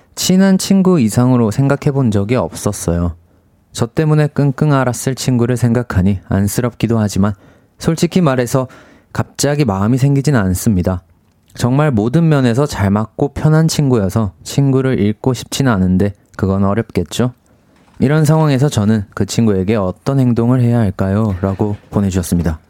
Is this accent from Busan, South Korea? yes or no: yes; Busan, South Korea; accent: Busan dialect; moved away; 고향이 부산인데